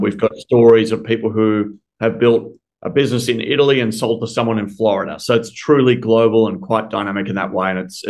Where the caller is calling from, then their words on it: Melbourne, Victoria, Australia; I'm calling in from Melbourne, Australia.